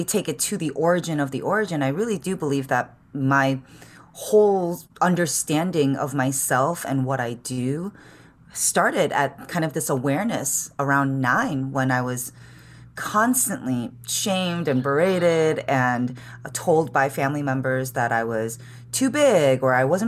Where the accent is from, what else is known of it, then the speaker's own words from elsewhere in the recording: Chicago, Illinois, United States; moved away as an adult; now in San Francisco, United States; I was born and raised in the city of Chicago. And I moved out to San Francisco in 2007.